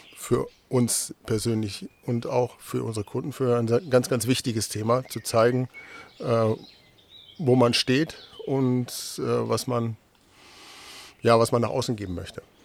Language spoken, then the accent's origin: German; North Rhine-Westphalia, Germany; moved away as an adult; now in Delmenhorst, Germany; bin gebürtiger äh, Westfale